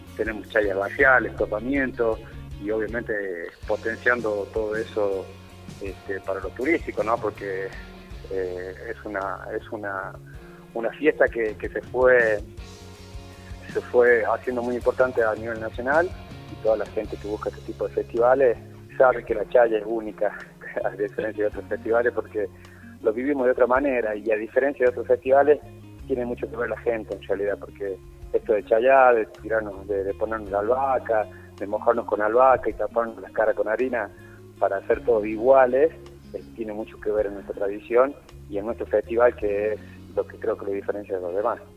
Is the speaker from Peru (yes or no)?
no; La Rioja, Argentina; Yo soy de Capital, sí, sí, yo soy de Capital